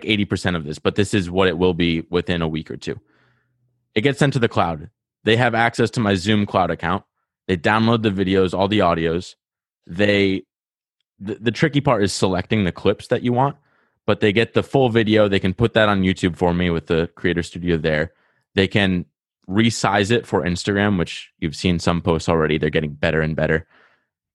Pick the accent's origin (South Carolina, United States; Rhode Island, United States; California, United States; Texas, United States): Rhode Island, United States; accent: Rhode Island; I got like a Rhode Island accent